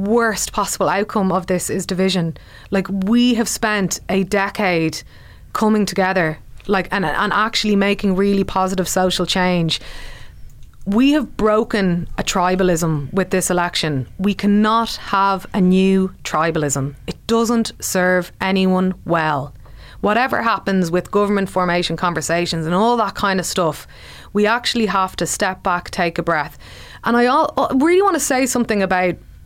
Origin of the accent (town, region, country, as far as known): Ireland